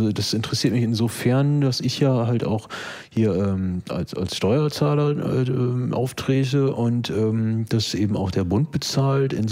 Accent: Neukölln, Berlin, Germany; ich bin halt kein Stuttgarter, sondern eben Neuköllner und da interessiert mich das nicht so sehr, was da eben in Stuttgart passiert.

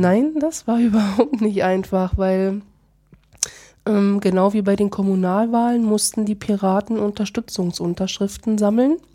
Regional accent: Schwedt, Brandenburg, Germany; bin geboren in Schwed, wohne dort in Schwed

